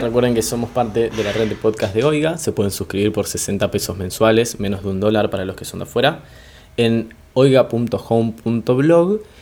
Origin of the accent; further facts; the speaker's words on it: Argentina; yo soy de Argentina